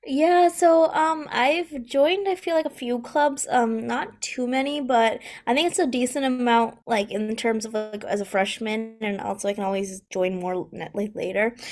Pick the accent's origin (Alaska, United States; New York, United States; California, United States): New York, United States; near Rochester; I'm at the University of Rochester, which is, like, um, sort of, like, close to my hometown